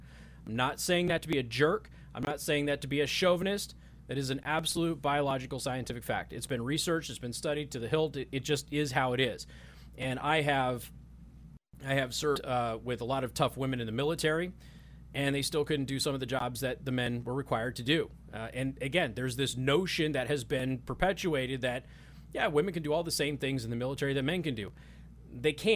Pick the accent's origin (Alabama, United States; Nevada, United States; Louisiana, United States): Nevada, United States; Las Vegas; I grew up in Las Vegas